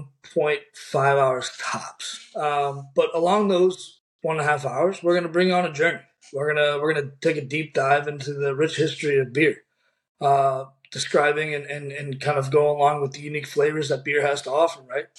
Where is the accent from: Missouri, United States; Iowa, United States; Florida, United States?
Missouri, United States; St. Louis; also born or lived in Kansas City; I'm from St. Louis, Missouri, born and raised, and I left for 2 years, went to Kansas City, explored around.